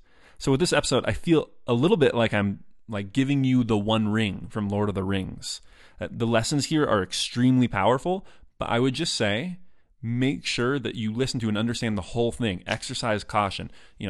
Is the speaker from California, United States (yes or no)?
yes; California, United States; It was an interesting time to be growing up in Silicon Valley.